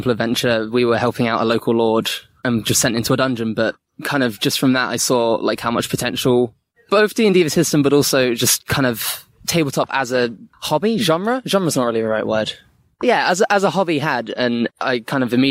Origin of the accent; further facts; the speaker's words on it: Bournemouth, South West England, United Kingdom; moved away; I'm from Bournemouth, and I was back down there actually for a decent chunk of lockdown.